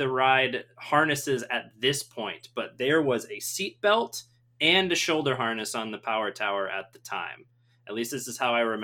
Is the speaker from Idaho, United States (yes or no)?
no; Southeast Michigan, United States; I grew up in Michigan, and I grew up in Southeast Michigan, which is very close to the border of Ohio